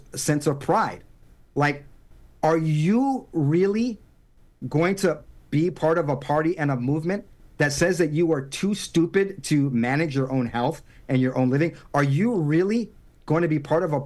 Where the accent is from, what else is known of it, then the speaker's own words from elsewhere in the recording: San Diego, California, United States; also born or lived in Harlem, New York City / Los Angeles; And then we moved to San Diego. And I grew up in a predominantly white suburban area.